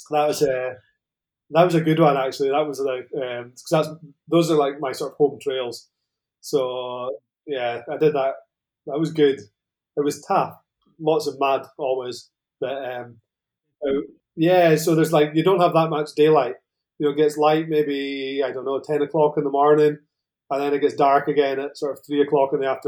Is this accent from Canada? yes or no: no; Scotland, United Kingdom; now in Spain; Um, I'm originally Scottish, as you can probably tell. Uh, I'm from the very north of Scotland. Um, but I've been out here in Spain for what, 12 or 13 years now. So probably my accent's mellowed off a little bit.